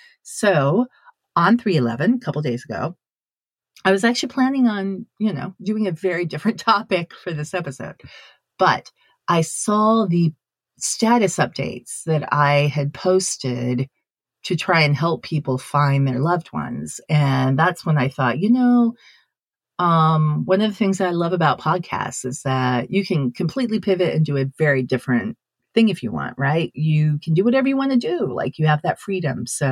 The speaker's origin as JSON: {"language": "English", "town": "Sendai", "region": "Miyagi", "country": "Japan", "tie": "born or raised there", "moved": "yes", "lives_now": "United States", "said": "one of my friends who I grew up with in Sendai."}